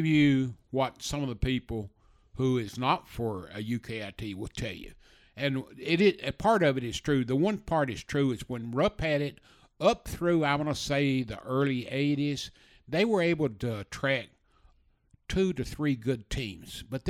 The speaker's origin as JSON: {"language": "English", "region": "Eastern Kentucky", "country": "United States", "moved": "yes", "lives_now": "Lexington, United States", "said": "I was from Eastern Kentucky"}